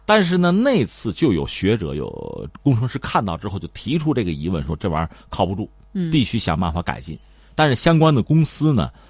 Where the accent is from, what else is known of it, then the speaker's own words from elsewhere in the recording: China; 对我们中国人来讲